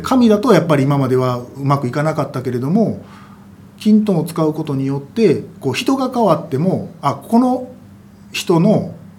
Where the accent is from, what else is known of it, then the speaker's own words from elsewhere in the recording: Kansai, Japan; 私関西人ですけど